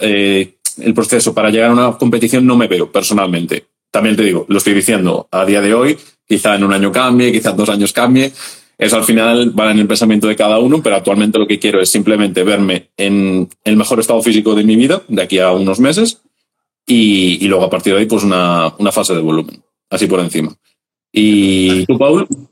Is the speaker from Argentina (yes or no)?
no; Galicia, Spain; soy un chaval de Galicia